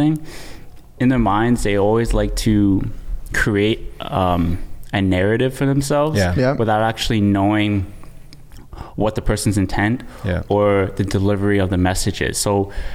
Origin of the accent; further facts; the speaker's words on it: Mississauga, Ontario, Canada; Born and raised in Mississauga